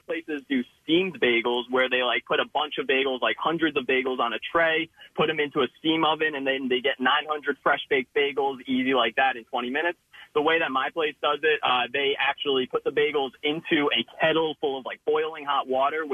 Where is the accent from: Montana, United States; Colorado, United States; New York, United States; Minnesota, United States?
New York, United States; Long Island; moved away as an adult; now in Philadelphia, United States; I'm born and raised on Long Island